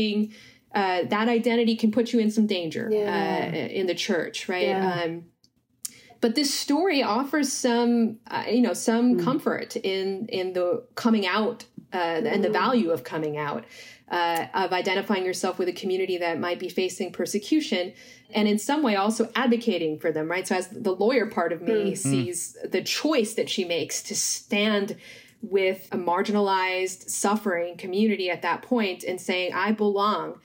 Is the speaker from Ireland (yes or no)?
no; United States; I might self-identify as a child of immigrants. And so I'm an Indian American.